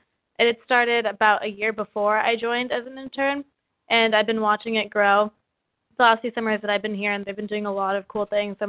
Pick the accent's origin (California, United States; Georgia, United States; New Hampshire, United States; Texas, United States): California, United States; Sunnyvale; Yeah, so I'm from the Bay Area. I grew up in Sunnyvale, and I stayed here for college.